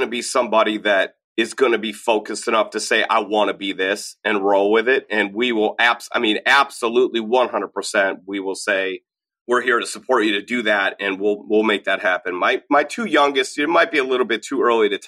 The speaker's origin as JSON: {"language": "English", "country": "United States", "also_born_or_lived": "Minnesota / Illinois", "said": "as an American from the suburbs"}